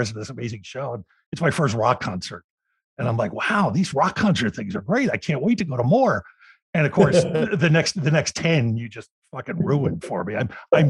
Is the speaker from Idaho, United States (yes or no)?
no; Philadelphia, Pennsylvania, United States; I grew up in Philadelphia